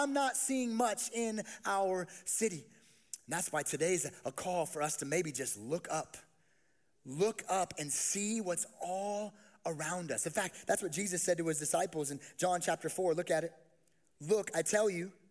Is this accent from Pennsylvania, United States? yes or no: no; Las Vegas, Nevada, United States; I grew up in Las Vegas, and I did not grow up seeing many sheep